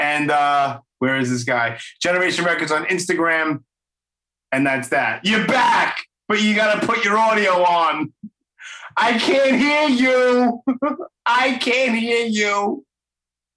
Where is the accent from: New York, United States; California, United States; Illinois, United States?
New York, United States; New York City; born and raised in Brooklyn